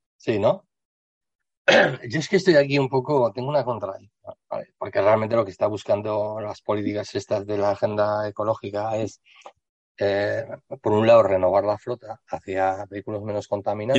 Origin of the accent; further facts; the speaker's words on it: Spain; aquí en España